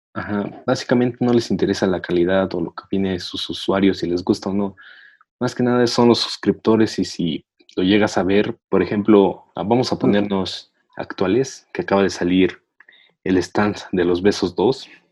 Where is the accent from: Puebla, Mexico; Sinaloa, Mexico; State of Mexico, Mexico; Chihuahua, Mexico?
State of Mexico, Mexico; soy del Estado de México